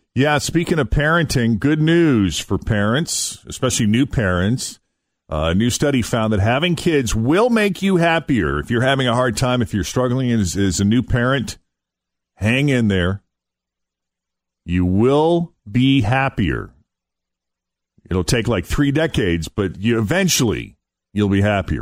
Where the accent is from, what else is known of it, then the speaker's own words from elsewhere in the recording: Massachusetts, United States; I was in my home state of Massachusetts